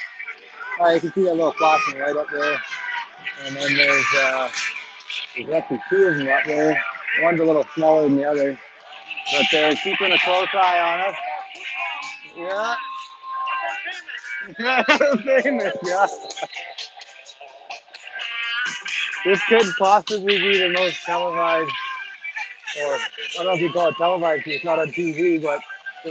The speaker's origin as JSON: {"language": "English", "country": "Canada", "said": "we're Canadian"}